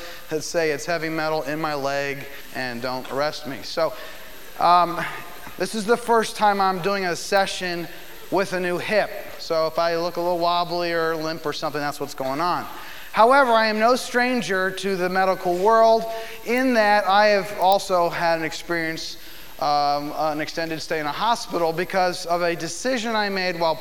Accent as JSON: {"language": "English", "town": "Philadelphia", "region": "Pennsylvania", "country": "United States", "moved": "yes", "lives_now": "Nashville, United States", "said": "I'm from Philadelphia normally in life, but we live in Nashville"}